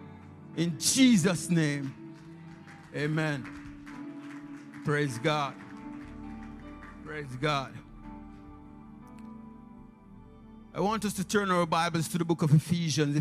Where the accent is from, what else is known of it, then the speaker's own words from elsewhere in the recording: Jamaica; accent: strong Jamaican; In my preaching, you can hear the strong Jamaican accent.